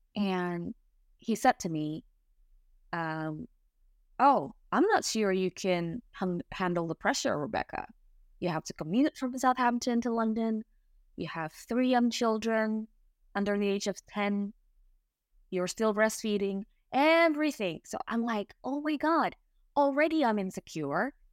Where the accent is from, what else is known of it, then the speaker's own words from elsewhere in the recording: Indonesia; English is a second language; moved away as an adult; now in England, United Kingdom; I'm Indonesian. I moved to England three years ago.